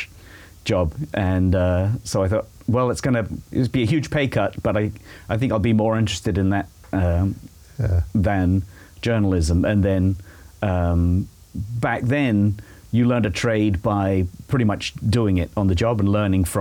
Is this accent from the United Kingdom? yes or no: yes; Shepperton, South East England, United Kingdom; moved away as an adult; also born or lived in Cambridge, England; now in Franklin, United States; I was born in England, obviously, just outside of London. There's a little strip of the Thames River between Heathrow Airport